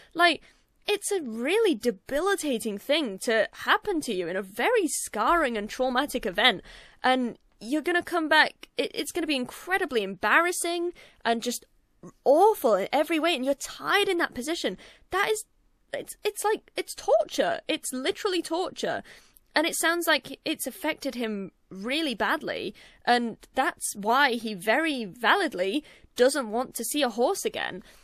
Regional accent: United Kingdom; I'm British, and British people normally have the most sarcastic and crude sense of humor

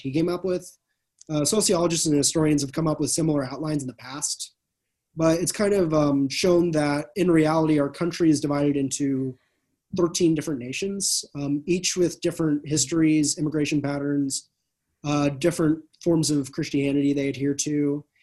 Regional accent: California, United States; also born or lived in Arkansas; I'm from California

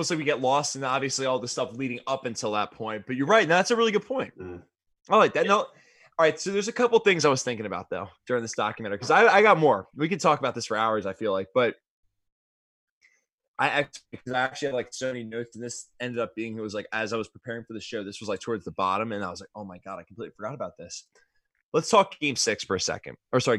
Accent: Philadelphia, Pennsylvania, United States; I'm still from Philadelphia

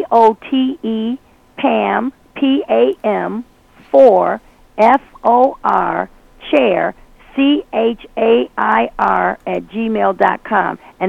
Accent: Brooklyn, New York, United States; I'm originally from Brooklyn, New York. And this is how we do it.

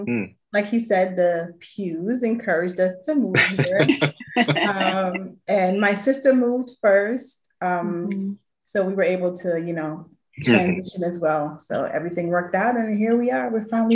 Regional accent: Guyana; also born or lived in New York; now in Georgia, United States; Like Gerard said, we met in church. Yes. I'm Guyanese. I was born in Guyana, but we moved to New York. And I lived in Brooklyn most of my life. When we got married, we lived in Queens. Mm-hmm. And we moved to Georgia

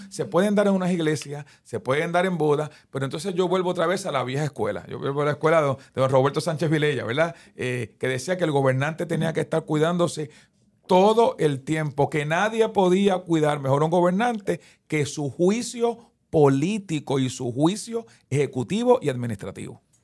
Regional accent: Guaynabo, Puerto Rico; aquí en Guaynabo, en mi pueblo

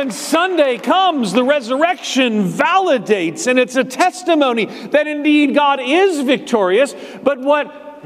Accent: Floral Park, New York, United States; also born or lived in Manhasset, New York; I'm a New Yorker. I just recently found out, talking to my dad and my mom, that I was born in Jewish Hospital in Manhasset, and they brought me home to Floral Park, about 3 blocks outside of Queens.

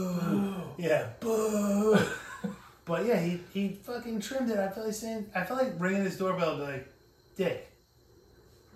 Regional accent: New York, United States; when we grew up in New York, there was a... We grew up in these apartment, like, condo, like, co-ops

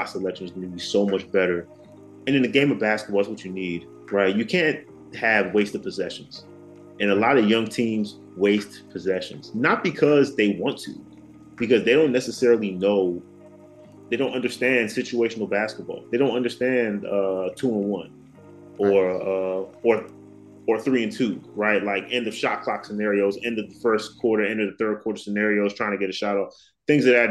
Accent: Prince George's County, Maryland, United States; I'm from Maryland. I'm from PG County, Maryland.

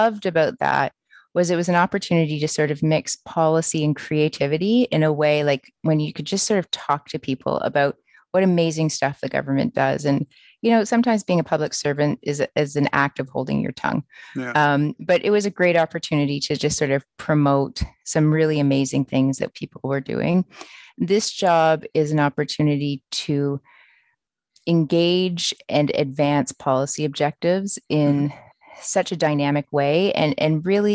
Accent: Port Credit, Ontario, Canada; moved away as an adult; also born or lived in Ottawa; I grew up in Port Credit, Ontario, which is about 2 hours south of where I am right now.

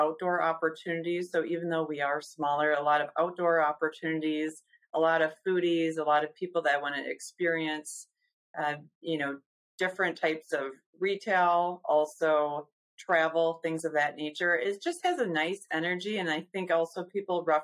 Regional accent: Madison, Wisconsin, United States; I was born and raised in Madison.

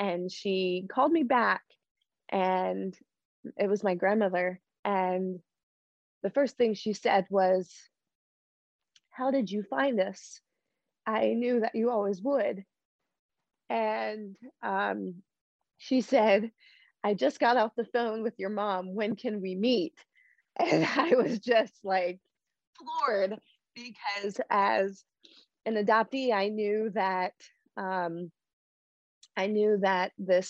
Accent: Delaware, United States; I knew I was from Delaware

